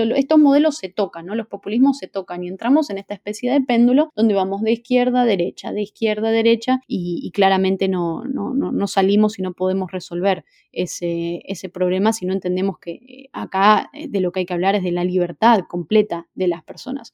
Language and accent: Spanish; Argentina